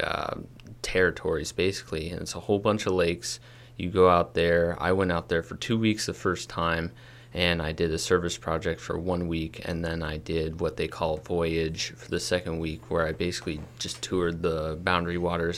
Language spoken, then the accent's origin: English; Kirkwood, United States; my hometown, Kirkwood.